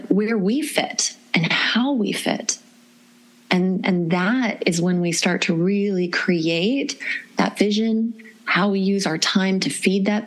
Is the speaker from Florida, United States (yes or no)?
yes; Florida, United States; I grew up in Florida